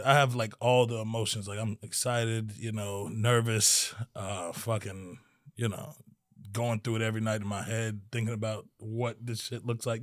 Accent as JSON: {"language": "English", "region": "Maryland", "country": "United States", "tie": "born or raised there", "said": "I was born in Maryland."}